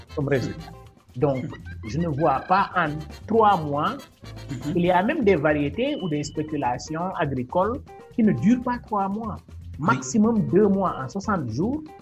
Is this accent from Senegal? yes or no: yes; Senegal; Je suis un Sénégalais, j'ai fait mes études entièrement au Sénégal, dans mhm. l'école publique, de première à l'université.